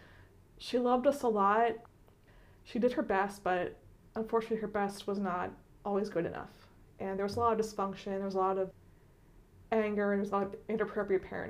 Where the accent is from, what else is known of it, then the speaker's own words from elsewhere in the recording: Philadelphia, Pennsylvania, United States; moved away as an adult; also born or lived in Doylestown, Pennsylvania; I was born and raised in Philadelphia